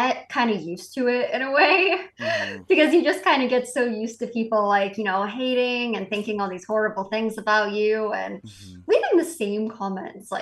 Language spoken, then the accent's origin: English; Massachusetts, United States; We grew up in Massachusetts